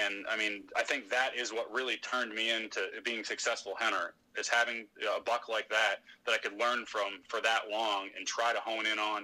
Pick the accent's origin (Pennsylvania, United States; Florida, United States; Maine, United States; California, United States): Maine, United States; moved away as an adult; also born or lived in Merrimack, New Hampshire; I grew up in Maine